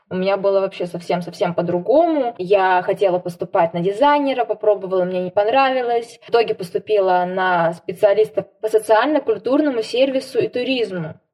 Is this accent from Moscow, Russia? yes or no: no; Saint Petersburg, Russia; now in Nizhnevartovsk, Russia; театралетка из Петербурга, которая перемещается по театрам России и сейчас работает в Нижневартовском ТЮЗе